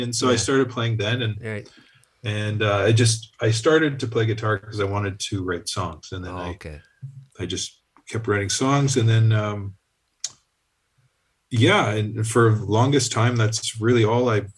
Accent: Sault Ste. Marie, Ontario, Canada; I grew up in Sault Ste. Marie, where I still live

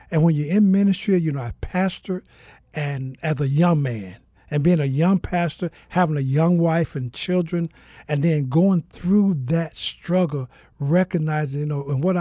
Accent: Mississippi, United States; also born or lived in Georgia; now in Phoenix, United States; Uh, I'm originally from Mississippi, uh, by the way, of Georgia. Uh, I've been here in the city of Phoenix for about a year.

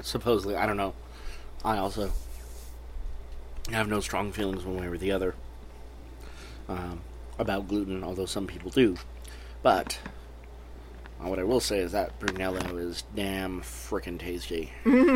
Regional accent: Phoenix, Arizona, United States; growing up in Phoenix

